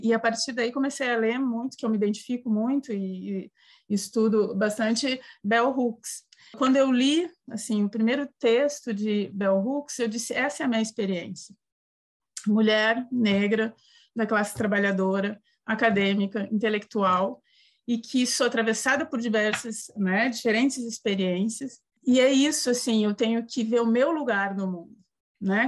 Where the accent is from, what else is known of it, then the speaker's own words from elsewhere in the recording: Porto Alegre, Rio Grande do Sul, Brazil; now in Santa Catarina, Brazil; Eu sou do Sul, né, do Rio Grande do Sul. Me criei em Porto Alegre, moro agora em Santa Catarina